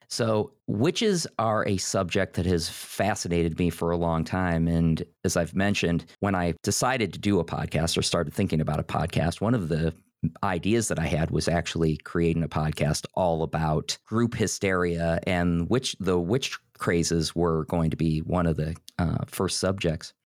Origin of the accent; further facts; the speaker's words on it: Northeast Ohio, United States; you and I grew up in sort of the Midwest. We grew up in Northeast Ohio.